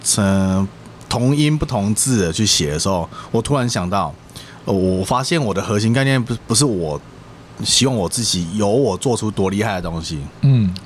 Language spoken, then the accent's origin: Chinese; Taichung, Taiwan; 我也是台中。